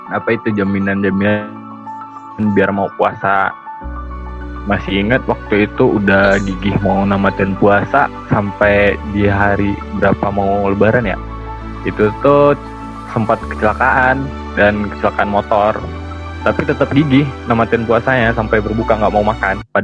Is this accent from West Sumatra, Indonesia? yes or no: yes; Padang, West Sumatra, Indonesia; Kan kita tumbuh di tempat yang berbeda. Uh, kayak saya dari Padang, kalau capek besarnya tumbuh di Jambi, kalau Nadira di Salemba, Jakarta Pusat.